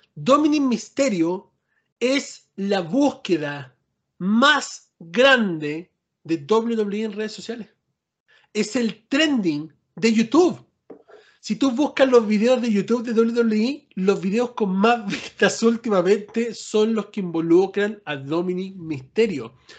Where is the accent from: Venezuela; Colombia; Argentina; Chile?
Chile; now in United States